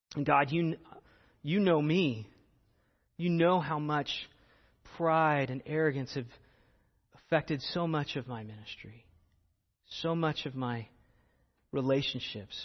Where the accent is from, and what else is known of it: United States